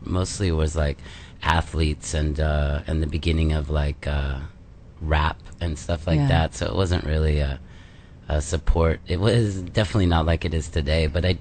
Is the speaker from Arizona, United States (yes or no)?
no; Los Angeles, California, United States; moved away; also born or lived in New York City; I grew up in Canoga Park, California, as a little kid